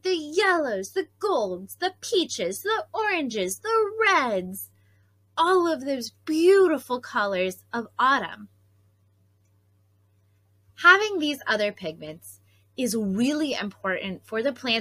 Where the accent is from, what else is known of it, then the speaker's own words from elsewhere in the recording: Pocono Mountains, Pennsylvania, United States; growing up in the Pocono Mountains, we actually had a fall foliage festival